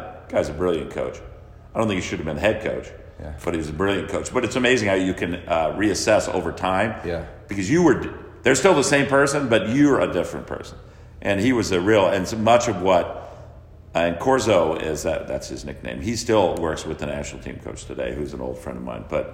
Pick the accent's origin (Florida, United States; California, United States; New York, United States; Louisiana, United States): California, United States; moved away as an adult; also born or lived in Texas; now in Madison, United States; I was from California